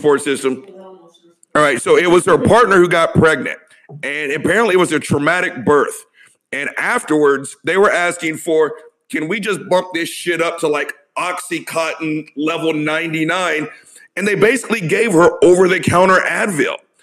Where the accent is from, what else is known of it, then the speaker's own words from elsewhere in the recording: the South, United States; I'm old and I'm from the South